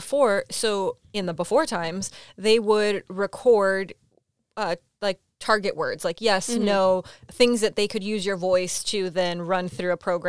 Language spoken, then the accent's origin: English; Nigeria; I'm from Nigeria.